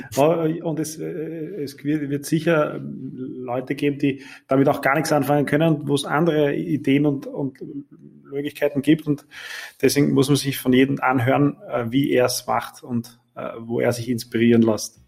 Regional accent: Eastern Austria, Austria; Bei uns in Ostösterreich

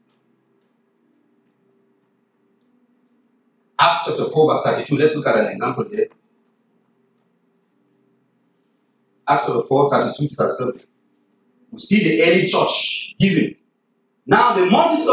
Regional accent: Nigeria; I'm from Nigeria

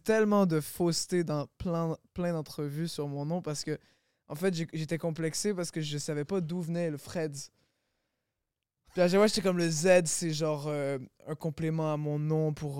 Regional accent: Longueuil, Quebec, Canada; J'ai grandi à Longueuil

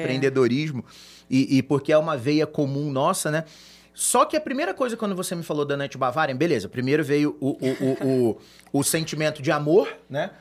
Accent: Brazil; A gente é brasileiro

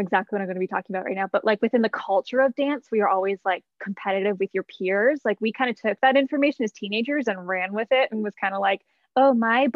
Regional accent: Canada; moved away as an adult; also born or lived in New York City, United States / Toronto; now in Colorado, United States; I grew up in Canada

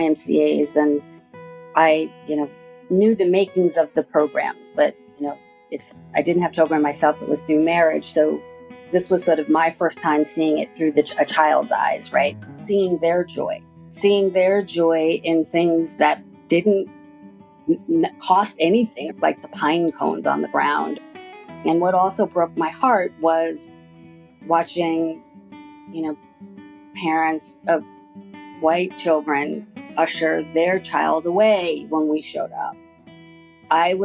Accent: Long Island, New York, United States; I grew up on Long Island in New York

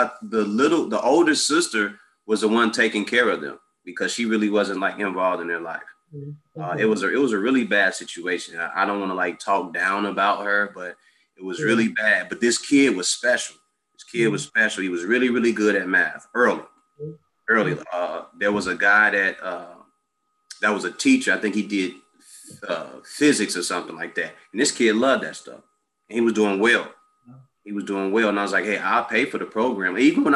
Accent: Chicago, Illinois, United States; also born or lived in Mississippi; I grew up on the South Side of 62nd and Woodlawn, or that community. 87th and Jeffrey, I grew up over there.

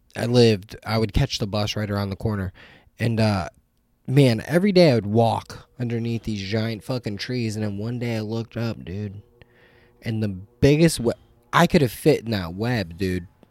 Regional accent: New Castle, Pennsylvania, United States; moved away; an hour north of Pittsburgh

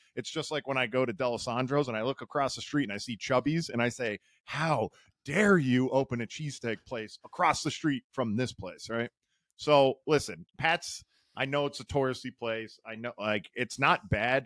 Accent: Philadelphia, Pennsylvania, United States; I stick with my hometown favorite. It's Del Sandro's

